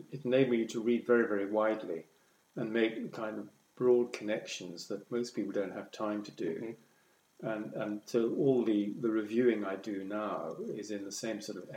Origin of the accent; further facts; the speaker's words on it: Scotland, United Kingdom; moved away; also born or lived in Edinburgh / South of England; I was brought up in Scotland